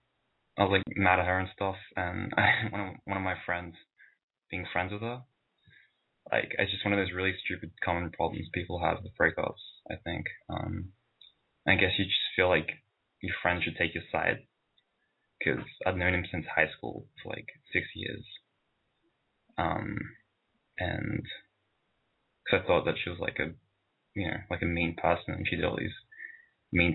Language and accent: English; Sydney, New South Wales, Australia; I'm 21. I'm from Sydney, Australia